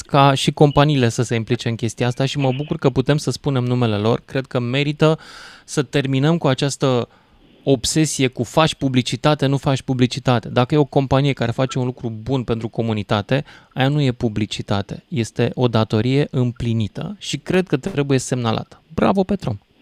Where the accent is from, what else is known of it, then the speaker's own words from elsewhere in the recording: Argeș, Romania; eu sunt tot din Argeș